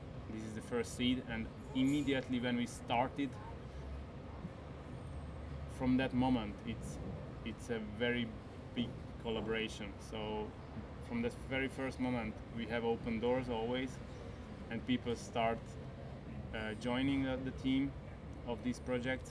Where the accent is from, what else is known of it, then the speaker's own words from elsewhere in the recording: Hungary; moved away as an adult; also born or lived in Barcelona, Spain; now in Switzerland; I'm coming from Hungary, so I lived a little bit in Barcelona and most of my time in Hungary, and now I live now for 9 years in Switzerland